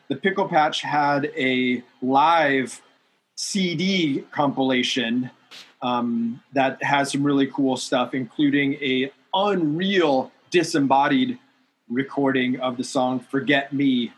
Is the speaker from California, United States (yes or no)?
yes; Southern California, United States; growing up in Southern California